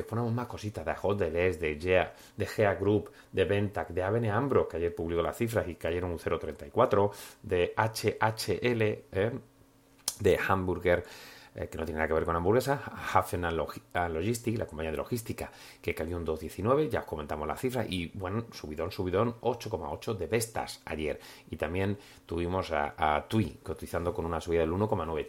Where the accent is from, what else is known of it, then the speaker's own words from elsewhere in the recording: Spain; moved away as an adult; also born or lived in Berlin / Milan; now in Monaco; seguimos siendo aquí, españoles, españoles por el mundo